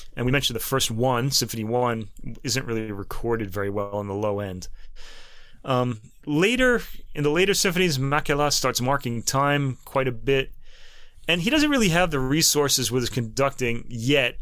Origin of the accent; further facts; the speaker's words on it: United States; we're American